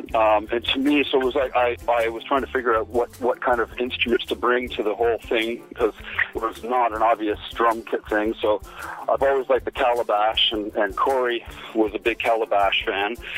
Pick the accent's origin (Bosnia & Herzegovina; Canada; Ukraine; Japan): Canada; moved away as an adult; now in Kent, United Kingdom; I live in Kent, um, England now. I'm from Canada, and I came over here I guess the first time in 2003